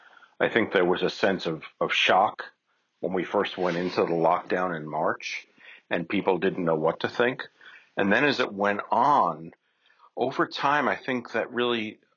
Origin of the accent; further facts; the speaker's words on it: New York City, New York, United States; I'm a New Yorker, a native New Yorker, and so I work quickly and I walk fast.